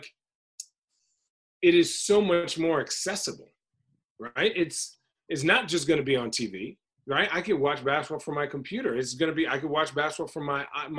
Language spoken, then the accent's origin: English; Phoenix, Arizona, United States; also born or lived in White Plains, New York / New Hampshire; I'm from Phoenix, so growing up, like, watching Charles Barkley